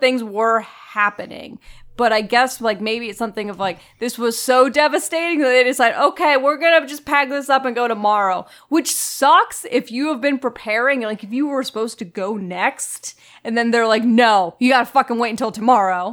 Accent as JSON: {"language": "English", "region": "Florida", "country": "United States", "tie": "born or raised there", "said": "I grew up in Florida"}